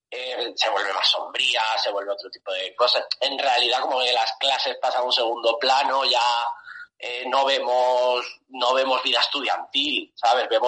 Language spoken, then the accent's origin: Spanish; Toledo, Castilla-La Mancha, Spain; yo soy de Toledo, ¿vale?